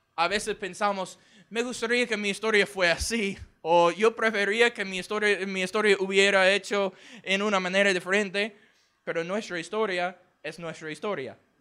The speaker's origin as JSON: {"language": "Spanish", "town": "Houston", "region": "Texas", "country": "United States", "second_language": "Spanish", "said": "yo soy del estado de Texas, ah, en los Estados Unidos. La ciudad se llama Houston."}